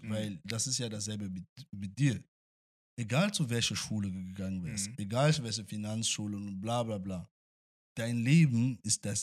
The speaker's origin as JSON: {"language": "German", "country": "Angola", "also_born_or_lived": "Russia", "moved": "yes", "lives_now": "Germany", "said": "nachdem wir aus ja, Angola geflüchtet sind."}